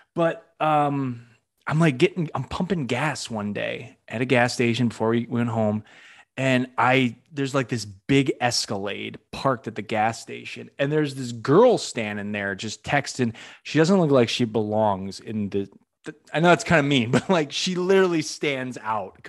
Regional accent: Western Massachusetts, United States; now in Orlando, United States; I'm originally from the Northeast. I'm from Massachusetts, Western Mass, not Boston

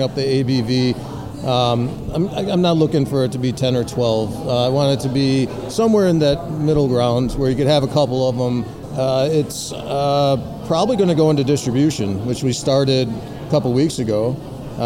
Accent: Chicago, Illinois, United States; born and raised in Beverly

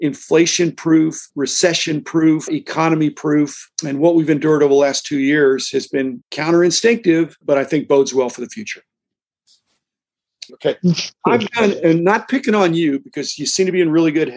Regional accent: United States; I'm an American capitalist.

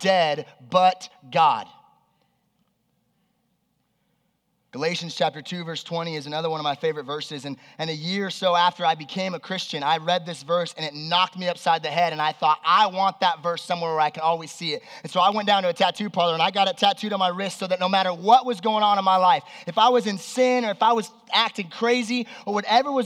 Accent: Las Vegas, Nevada, United States; also born or lived in Southern California; When I was 7 years old, my family moved here. And I grew up here in Las Vegas

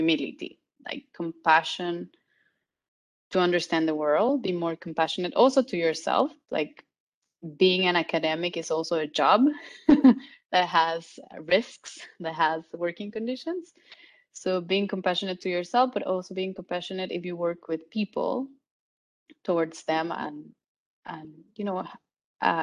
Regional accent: Guatemala; moved away as an adult; also born or lived in Barcelona, Spain; I'm from Guatemala, but I did my master's and PhD in Barcelona

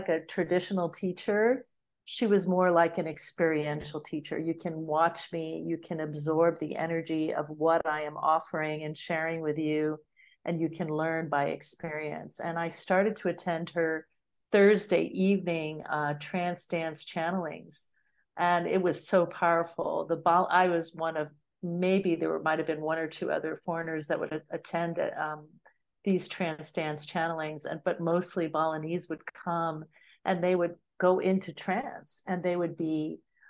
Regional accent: United States; moved away; also born or lived in Bali; I'm just an American woman.

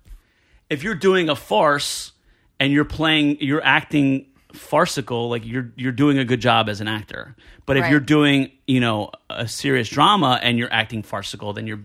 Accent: New Jersey, United States; I couldn't be any more like Italian from Jersey if I tried

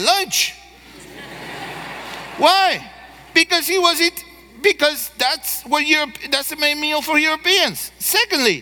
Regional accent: Argentina; moved away; I grew up in Argentina

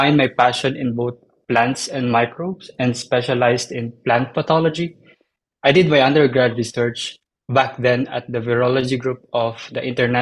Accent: Philippines; moved away as an adult; also born or lived in Slovenia; now in North Carolina, United States; So I was born in the Philippines, and the Philippines is largely agricultural. So I'm surrounded by all forms of plants, animals, and so on.

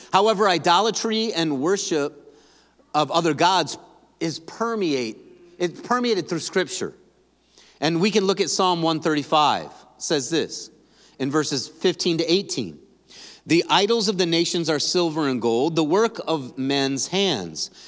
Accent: Grand Rapids, Michigan, United States; We're from Grand Rapids

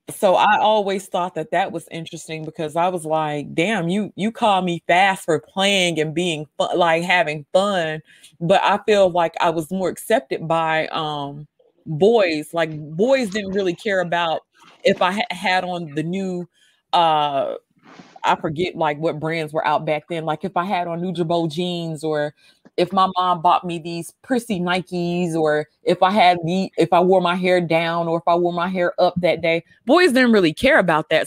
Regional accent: Mississippi, United States; me growing up in Mississippi

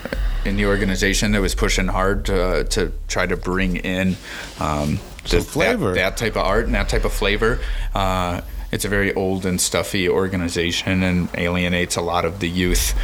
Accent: Chicago, Illinois, United States; I'm a Chicagoan

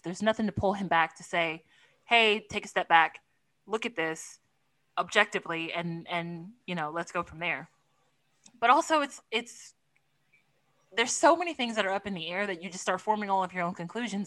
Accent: Texas, United States; a native Texan

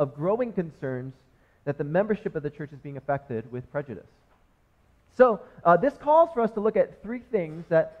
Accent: United States; first language English; I was born in America and was raised and just only speak English

